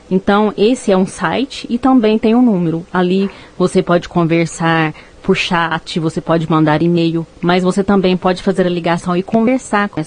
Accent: Uberaba, Minas Gerais, Brazil; now in Rio Paranaíba, Brazil; …, que eu estou começando a atender aqui agora no Rio Paranaíba. É, eu não sou daqui, eu sou de Uberaba

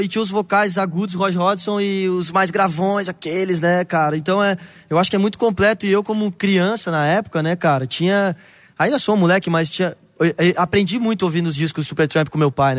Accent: Rio Grande do Sul, Brazil; do Rio Grande do Sul, que foi da onde eu cresci

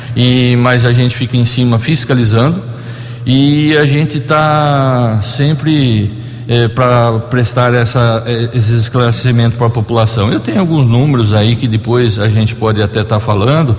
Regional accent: Borborema, São Paulo, Brazil; nós dois, por coincidência, somos da cidade de Borborema.

